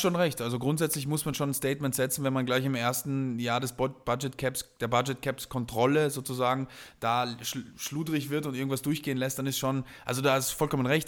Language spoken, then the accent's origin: German; South Tyrol, Trentino-Alto Adige, Italy; ich bin ja ursprünglich Italiener, äh, und äh, habe quasi meine Jugend äh, schon in, zwar in Südtirol verbracht